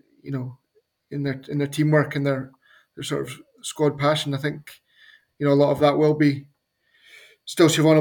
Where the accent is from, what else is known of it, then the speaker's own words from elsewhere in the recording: Scotland, United Kingdom; as a Scotsman